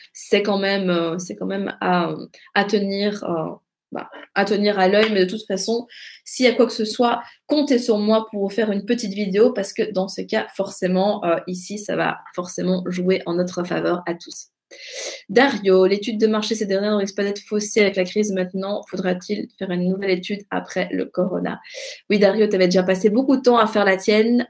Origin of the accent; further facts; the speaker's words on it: Belgium; chez nous en Belgique